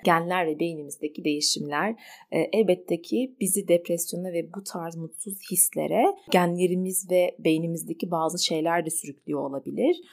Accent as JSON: {"language": "Turkish", "country": "Turkey", "tie": "born or raised there", "said": "İyi ki bu topraklarda doğduk. Bazen ne kadar öfkelensem bile bu ülkede yaşadığım için kendimi mutlu ve şanslı hissediyorum."}